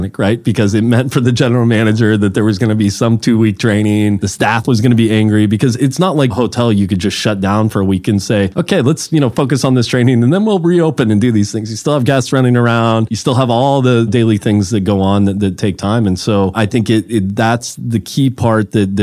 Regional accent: Mountain View, California, United States; also born or lived in Los Altos, California / San Francisco, California; It's just what I grew up around in Mountain View, Los Altos, California

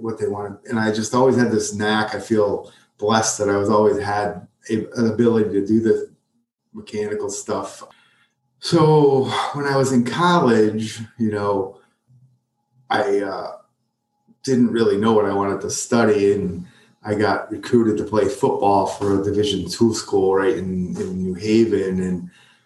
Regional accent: Prospect, Connecticut, United States; I grew up in a little town called Prospect up in Connecticut. It's a suburb of Waterbury

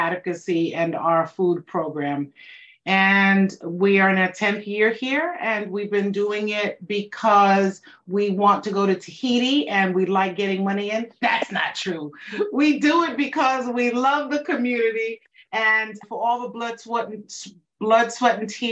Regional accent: New York City, New York, United States; moved away as an adult; I'm a New Yorker or a New Yorican, as some would like to say. And we moved here shortly, a few years after September 11th

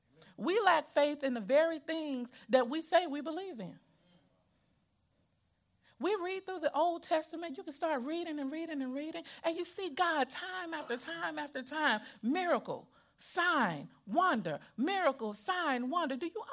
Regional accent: Mississippi Gulf Coast, United States; I'm from the Mississippi Gulf Coast.

